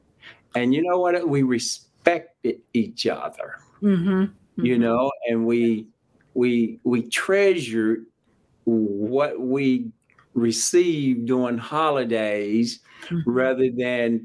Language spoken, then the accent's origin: English; Jackson, Mississippi, United States; I grew up in a little town called Jackson, Mississippi, capital of the state of Mississippi